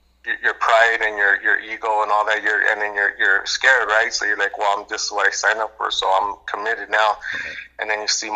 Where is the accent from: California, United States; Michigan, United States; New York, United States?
California, United States; Los Angeles; I'm born and raised in the Los Angeles area